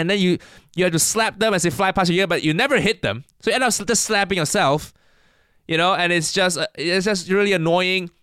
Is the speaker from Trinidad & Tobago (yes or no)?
no; Malaysia; now in United Kingdom; I, I grew up in Malaysia